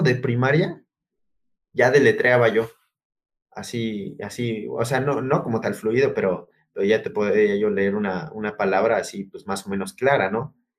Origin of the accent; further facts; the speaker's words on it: Oaxaca, Mexico; moved away; Originario de Oaxaca. No, no, no del centro. No, no, no. Ya es como las orillas, las orillas de Oaxacán, ya casi. Ah, ahora sí que relativamente ya colindando casi con Puebla